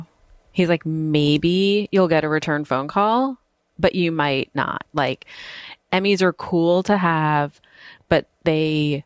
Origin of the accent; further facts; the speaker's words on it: Maplewood, New Jersey, United States; moved away; I was in my hometown